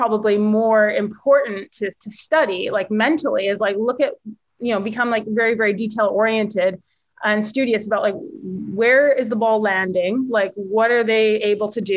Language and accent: English; Victoria, British Columbia, Canada; I'm from Victoria, and I grew up playing a lot of events in Vancouver